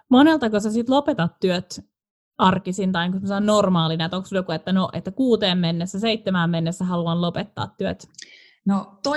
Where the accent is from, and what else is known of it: Joensuu, North Karelia, Finland; moved away as an adult; also born or lived in Helsinki; now in Paris, France